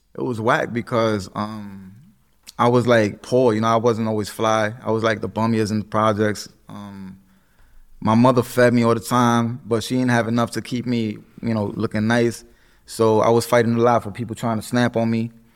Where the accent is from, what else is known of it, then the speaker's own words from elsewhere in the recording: New York City, New York, United States; Puerto Rican, uh, from the Bronx, born and raised